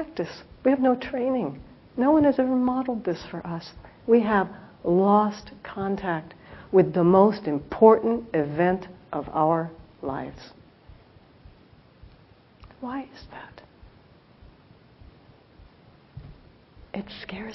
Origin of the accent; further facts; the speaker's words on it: Los Angeles, California, United States; now in South Bay, United States; as we were leaving Los Angeles, I looked down, and this is someplace I grew up